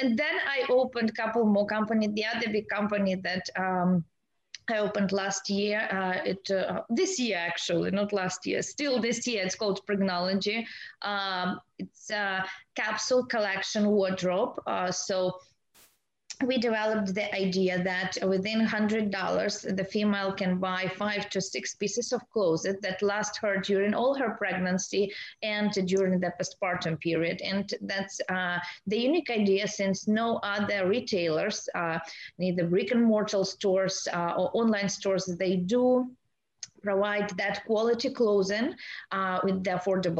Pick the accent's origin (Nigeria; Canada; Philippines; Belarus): Belarus; moved away as an adult; now in San Diego, United States; I was born in Eastern Europe in a small impoverished Eastern European country. It's called Belarus